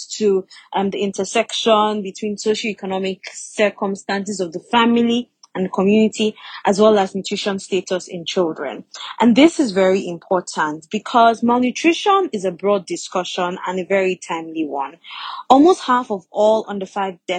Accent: Nigeria; I am Nigerian and I am a doctor.

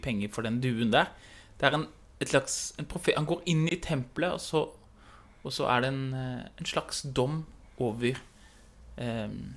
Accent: Oslo, Norway; moved away; hjemme i Oslo

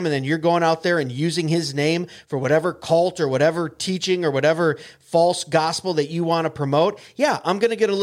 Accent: United States; We're also Americans

